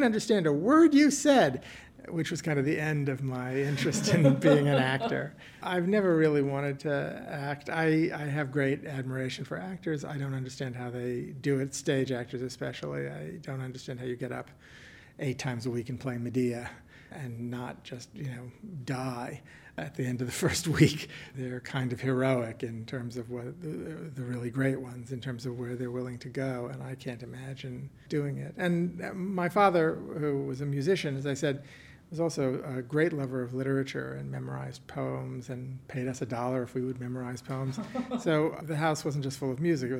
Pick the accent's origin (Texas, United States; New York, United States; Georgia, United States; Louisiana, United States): Louisiana, United States; the Deep South, southern; there's a lyricism and an open expressiveness in Southern speech, and I grew up surrounded